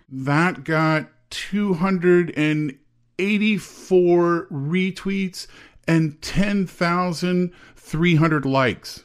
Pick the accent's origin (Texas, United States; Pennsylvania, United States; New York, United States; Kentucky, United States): Texas, United States; moved away; I grew up in Texas